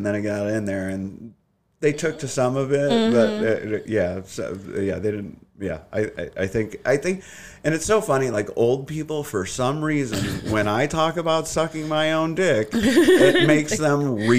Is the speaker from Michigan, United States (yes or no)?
yes; Sterling Heights, Michigan, United States; Yeah, the east side of Sterling Heights. So that was like, there was a difference because one side was predominantly Chaldean and then the other side was Polish and Italian.